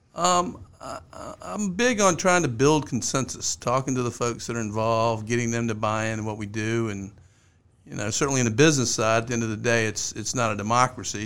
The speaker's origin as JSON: {"language": "English", "town": "Richmond", "region": "Virginia", "country": "United States", "tie": "born or raised there", "said": "I grew up in Richmond. In Richmond, you were either a Redskin fan or a Cowboy fan"}